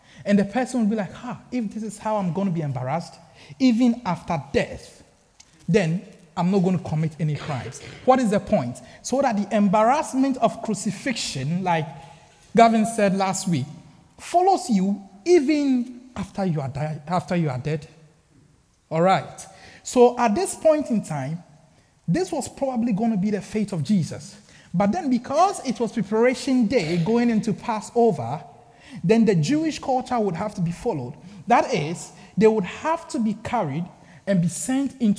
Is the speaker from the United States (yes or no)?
no; Ghana; growing up in Ghana, I had my basic education in Ghana